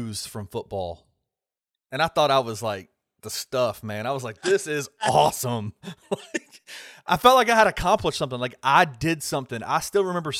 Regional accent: Memphis, Tennessee, United States; I'm from Memphis

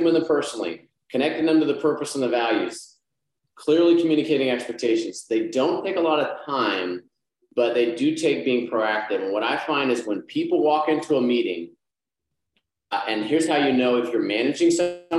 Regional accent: Texas, United States; now in Arkansas, United States; I'm from Texas, I live in Arkansas

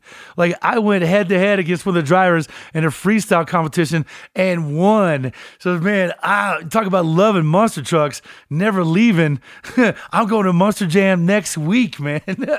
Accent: Colorado, United States; You know, gone are the days because, you know, I'm from Colorado, right?

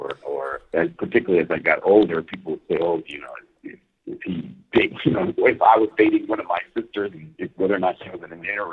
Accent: Los Angeles, California, United States; Obviously, growing up in East L.A., it is political.

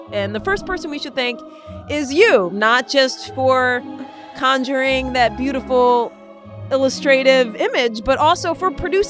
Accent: Rhode Island, United States; I was born in Rhode Island

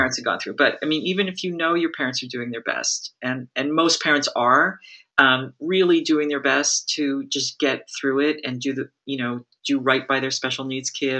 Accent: Massachusetts, United States; I grew up in Massachusetts

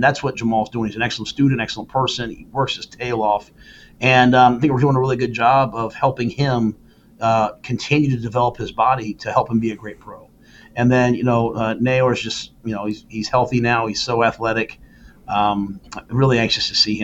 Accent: Philadelphia, Pennsylvania, United States; moved away as an adult; now in Lincoln, United States; my hometown

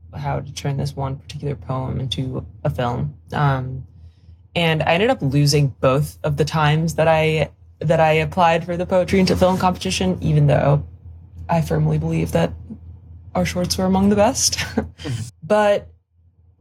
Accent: Paris, Île-de-France, France; moved away as an adult; also born or lived in Stanford, United States / London, United Kingdom / New Zealand; I'm French. I am from Paris. I'm French and Polish

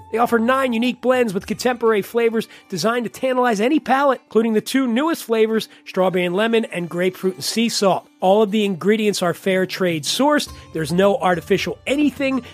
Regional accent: Philadelphia, Pennsylvania, United States; I grew up in Philly

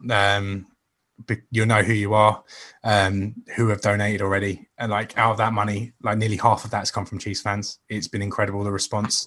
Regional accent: England, United Kingdom; I'm such an Englishman when talking

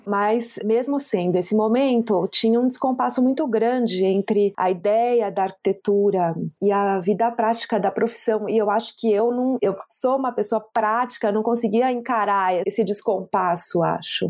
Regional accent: Brazil; eu sou uma pessoa que cresci na Zona Sul

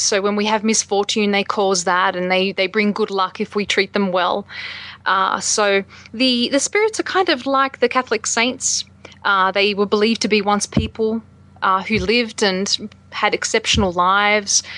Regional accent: Australia; moved away as an adult; now in United States; my experiences as an Australian living in the States

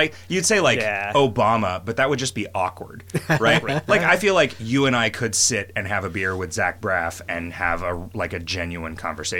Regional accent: United Kingdom; If you mean in the lawn sense as a Brit, then yes.

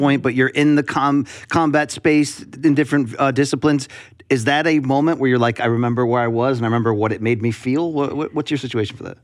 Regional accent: Connecticut, United States; I grew up in Connecticut, but as a fellow tri-stater

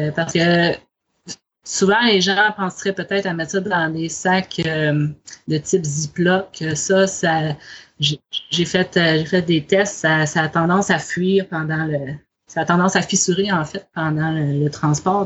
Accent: Côte-Nord, Quebec, Canada; moved away; je suis québécoise, originaire de cette île sur la côte nord

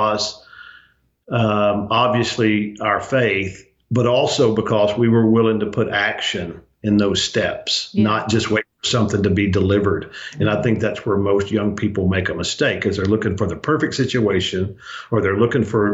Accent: Arkansas, United States; also born or lived in Louisiana; raised in Arkansas

